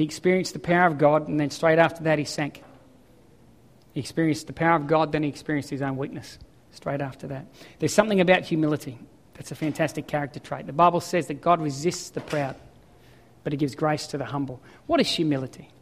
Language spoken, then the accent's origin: English; Ballina, New South Wales, Australia; moved away; I come from Ballina. Yes, I surfed as a kid